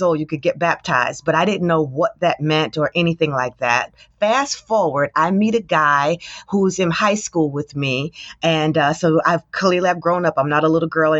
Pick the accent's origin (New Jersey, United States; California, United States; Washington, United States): New Jersey, United States; Trenton; I grew up in Trenton, New Jersey. That's where I was born and raised